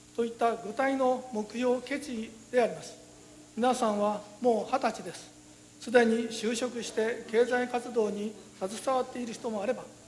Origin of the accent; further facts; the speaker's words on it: Ishikawa, Japan; now in Maizuru, Japan; 私が生まれ育った石川県